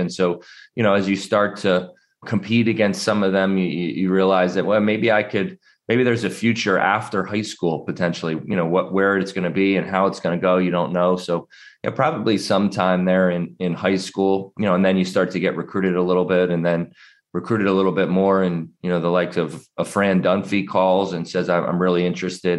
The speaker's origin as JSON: {"language": "English", "region": "New Jersey", "country": "United States", "tie": "born or raised there", "said": "I grew up in the New Jersey side of Philadelphia."}